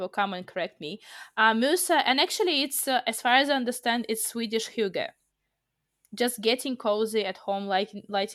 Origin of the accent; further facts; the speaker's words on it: Russia; we are from Russia